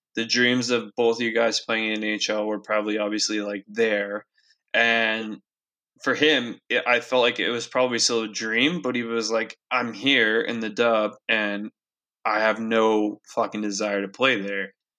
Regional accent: Castlegar, British Columbia, Canada; growing up in Castlegar, being a good baseball player

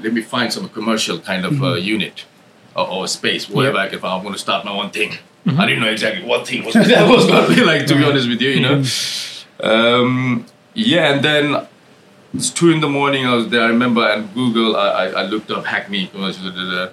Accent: Nepal; moved away as an adult; now in London, United Kingdom; I was born and brought up in Nepal and moved out here in 1999

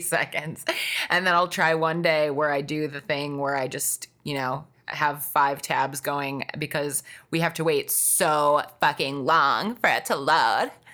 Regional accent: Wisconsin, United States; I grew up in Wisconsin

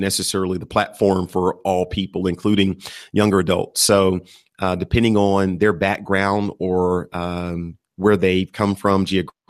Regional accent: Texas, United States; moved away as an adult; now in Atlanta, United States; I was born and raised in Texas

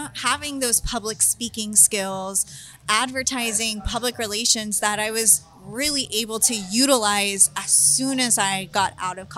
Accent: Mission, Texas, United States; moved away as an adult; also born or lived in San Marcos, Texas; now in San Antonio, United States; I'm originally from Mission.

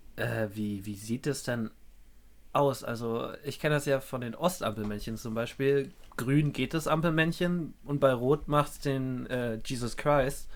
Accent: Berlin, Germany; wir beide kommen ja auch aus Berlin

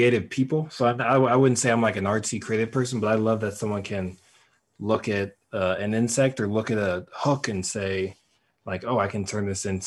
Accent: Denver, Colorado, United States; I grew up fishing here in Denver with my grandfather

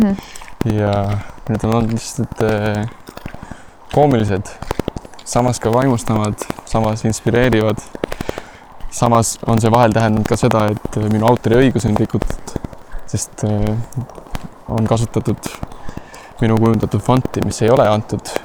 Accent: Estonia; also born or lived in Lausanne, Switzerland; kus ma pärit olen

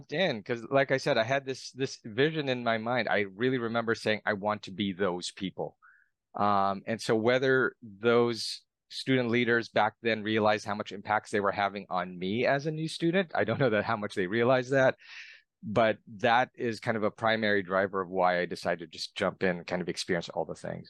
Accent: Philippines; now in United States; I was actually born and raised overseas. I was born and raised in the Philippines.

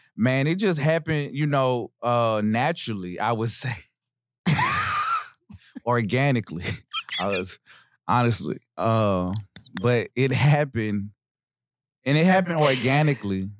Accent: Nashville, Tennessee, United States; Born and raised in Nashville, Tennessee. Um, I'm from East Nashville

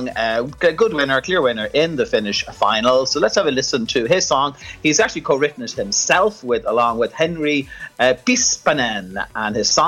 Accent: Dublin, Leinster, Ireland; which is right here in my hometown.

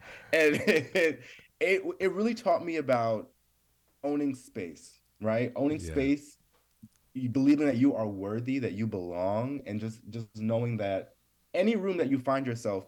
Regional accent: New York, United States; I was from New York. I wasn't from LA.

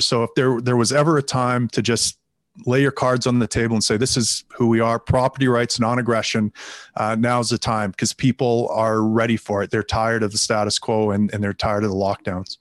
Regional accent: Canada; I am from Canada.

